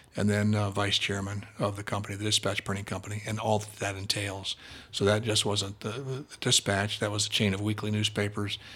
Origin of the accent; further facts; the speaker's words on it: Columbus, Ohio, United States; I grew up in Columbus